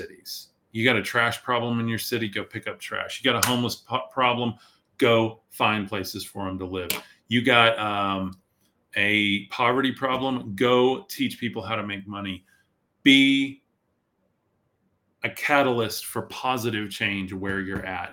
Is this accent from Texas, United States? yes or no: yes; Amarillo, Texas, United States; Amarillo is my hometown